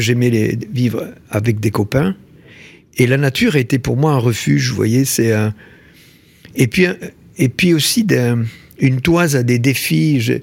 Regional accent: Tarn, Occitania, France; je suis né dans le Tarn. Euh, mhm. Tarn, il y a deux villes pour situer, Albi et Castres. Donc, je suis né dans un village, tout petit village de, 800 habitants.

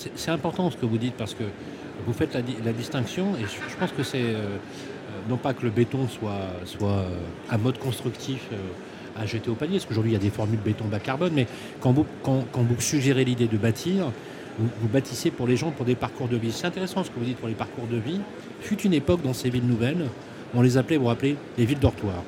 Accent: Lyon, Auvergne-Rhône-Alpes, France; je suis né au Minguette à Lyon

